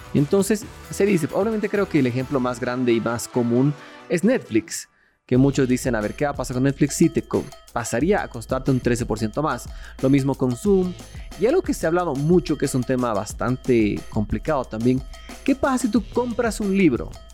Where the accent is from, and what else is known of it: Bolivia